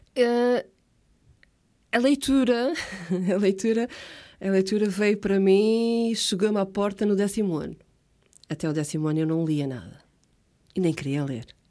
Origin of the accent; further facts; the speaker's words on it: Ponta Delgada, Azores, Portugal; first language Portuguese; also born or lived in Água de Pau; Saí de Água de Pau para aí com 3 anitos. E desde então vivo uh, na mesma casa, em São Vicente Ferreira.